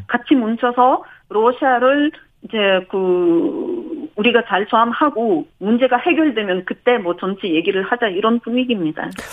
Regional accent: Kyiv, Ukraine; Korean is a second language; now in South Korea; 우크라이나 수도 키이우입니다

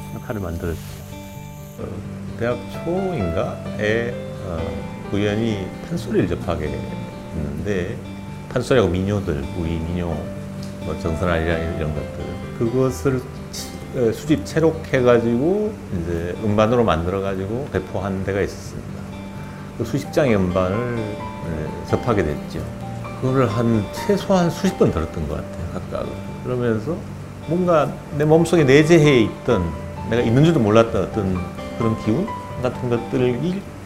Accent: Sangju, North Gyeongsang, South Korea; moved away; 고향이 경북 상주 농촌 출신이고요. 어린 시절을 보내고

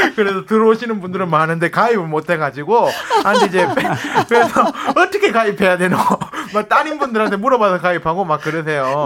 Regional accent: Ulsan, South Korea; moved away; 제 그 고향이 울산 정자거든요.

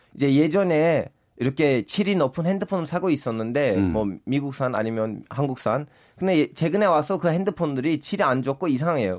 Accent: Turkey; Korean is a second language; now in South Korea; 전 터키 사람으로서

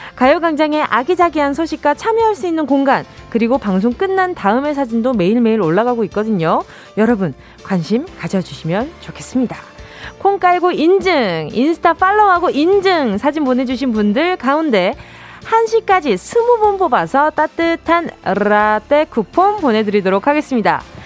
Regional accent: Busan, South Korea; moved away; 고향이 부산이다

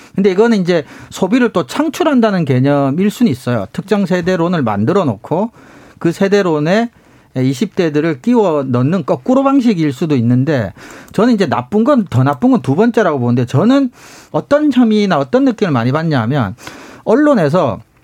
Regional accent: South Korea; 제가 이제 시골에서 나고 자랐기 때문에

